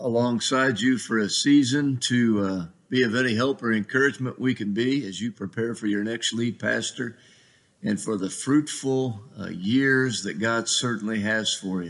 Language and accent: English; Ohio, United States; also born or lived in Georgia / Pennsylvania; now in Gaithersburg, United States; We live in Gaithersburg, Maryland right now. And I'm originally from Ohio, a Buckeye with a little bit of time in Georgia and Pennsylvania.